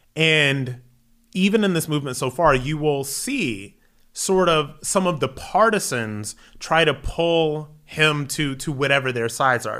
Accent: Akron, Ohio, United States; moved away as an adult; also born or lived in New York City; Was born and raised in Akron, Ohio, went into the military

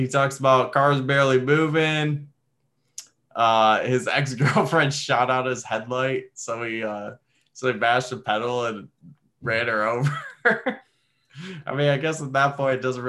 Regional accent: Detroit, Michigan, United States; now in Connecticut, United States; growing up in Detroit

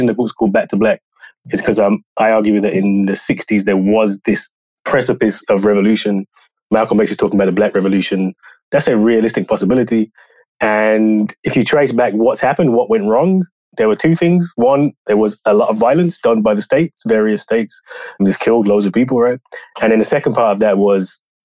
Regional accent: United Kingdom; I grew up in the Black power tradition, Black radical tradition in the UK

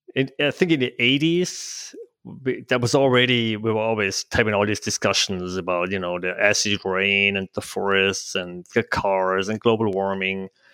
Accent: Switzerland; English is a second language; moved away as an adult; now in Bend, United States; I'm originally from Switzerland, so you probably hear from my language.

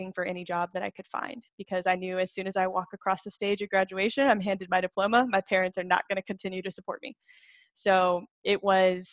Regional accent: Greenville, South Carolina, United States; I am from Greenville, South Carolina. That's actually where I live now. But I grew up fourth child of four kids

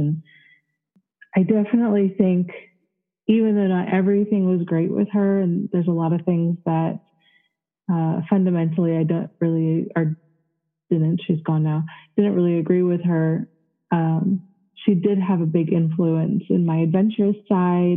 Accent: Florida, United States; also born or lived in Connecticut / North Carolina; we moved in with my grandmother in Florida, and I spent most of my childhood in Florida.

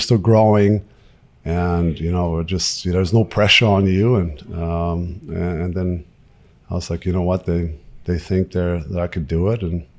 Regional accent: Würzburg, Bavaria, Germany; So they all came to my hometown of Würzburg and hang out for a couple of days and got to know my family.

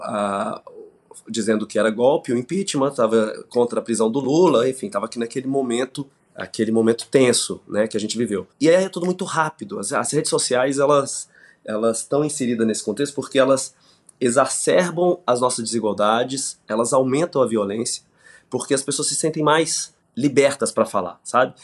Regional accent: Brasília, Federal District, Brazil; Eu vim de Brasília, nasci em Brasília.

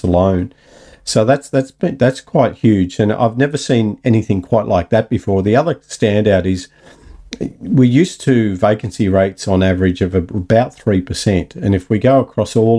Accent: Newcastle, New South Wales, Australia; I come from Newcastle

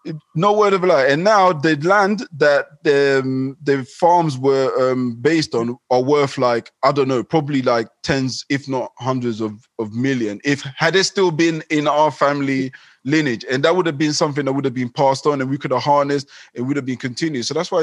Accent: Ghana; born there; So, for instance, I was born in Ghana, and in Ghana, there's well, in the tribe that I'm from, they love this idea of a will

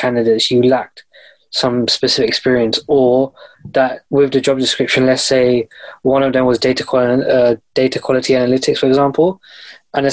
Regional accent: London, United Kingdom; I'm from London, UK

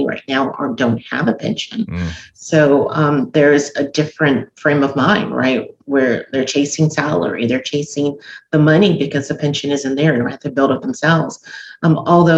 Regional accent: Los Angeles, California, United States; now in Georgia, United States; I grew up

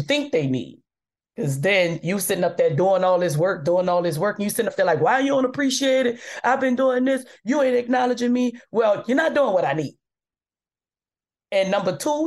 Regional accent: New Orleans, Louisiana, United States; moved away; I'm from New Orleans, where we so cool with celebrities

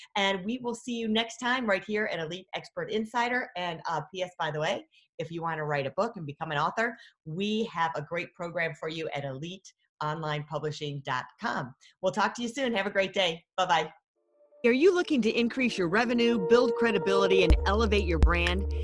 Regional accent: Michigan, United States; I'm from Michigan, Great Lakes

